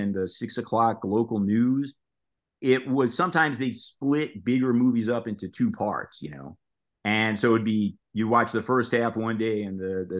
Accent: New York City, New York, United States; moved away as an adult; I grew up in Brooklyn, New York

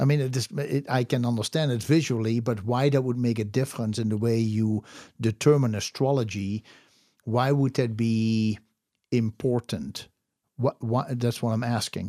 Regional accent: Netherlands; I was born in the Netherlands

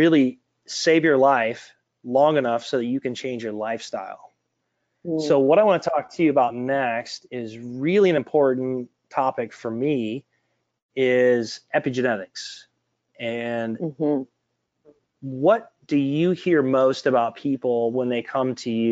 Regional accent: Detroit, Michigan, United States; growing up in Detroit

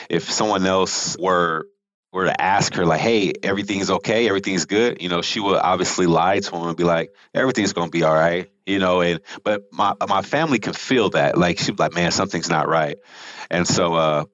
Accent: Rialto, California, United States; also born or lived in Houston, Texas / Utah; I grew up in California. So I lived in Southern California, about 45 minutes east of LA in a place called Rialto, California

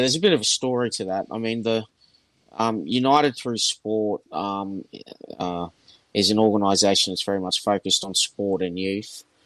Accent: Australia; I'm from Australia

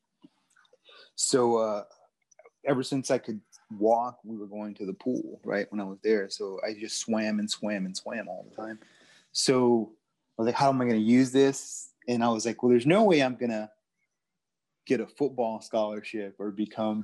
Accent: Houston, Texas, United States; also born or lived in Colorado; my time growing up in Houston

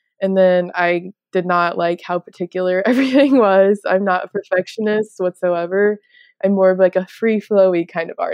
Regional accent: Lee's Summit, Missouri, United States; also born or lived in Kansas City; I grew up in the suburbs south of Kansas City, actually Lee Summit

